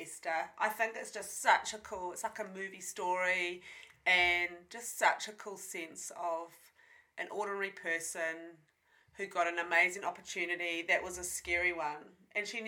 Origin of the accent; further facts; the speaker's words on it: Whangarei, Northland, New Zealand; I grew up and have lived my whole life in Whangarei. I grew up in Onarahi till I was 17